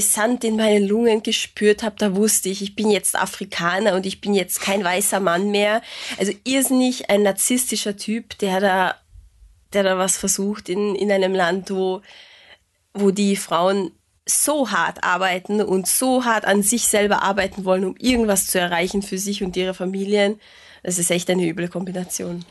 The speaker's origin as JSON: {"language": "German", "country": "Hungary", "said": "was mich als Ungarin sehr traurig macht"}